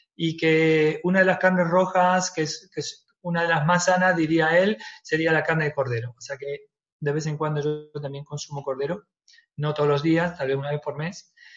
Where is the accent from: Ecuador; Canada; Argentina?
Argentina; moved away; yo nací en Argentina y que me he criado un poquito con eso